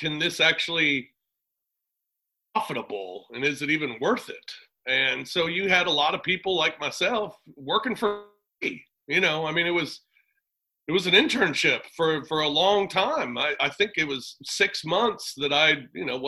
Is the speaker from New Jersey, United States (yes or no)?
no; Afton, Missouri, United States; I'm from Afton.